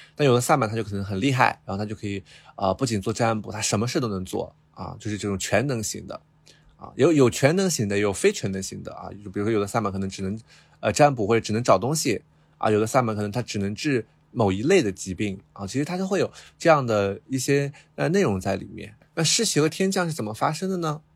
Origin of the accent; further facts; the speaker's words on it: Qinghai, China; 因为我父亲是一个护林工人嘛，然后他就种了很多树，然后我们就生活在很大的一片树林里。但是可能并不是大家脑海中的热带雨林，因为我是青海人，所以我们那边的树，树林它不可能是热带雨林，啊，它就是那种高原的那种